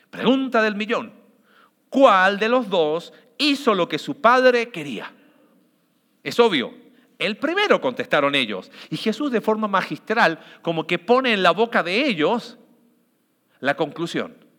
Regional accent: Mexico; como sociedad mexicana

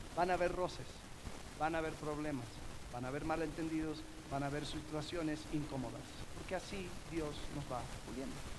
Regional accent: Miami, Florida, United States; Yo crecí en una iglesia donde, en, Miami donde habían muchas naciones representadas

